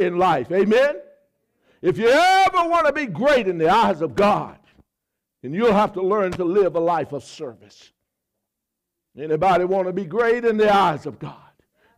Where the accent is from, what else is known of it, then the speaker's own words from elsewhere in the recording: the South, United States; I grew up in the South.